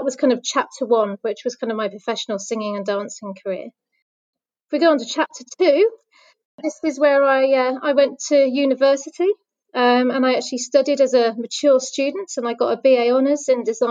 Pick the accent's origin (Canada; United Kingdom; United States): United Kingdom; West Midlands; moved away as an adult; also born or lived in London; I grew up in the West Midlands